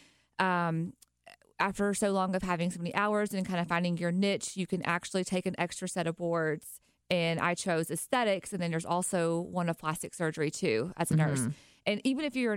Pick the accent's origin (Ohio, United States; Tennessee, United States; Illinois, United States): Tennessee, United States; Nashville; accent: country; moved away as an adult; now in Tampa, United States; I'm originally from Nashville and I moved here 2 years ago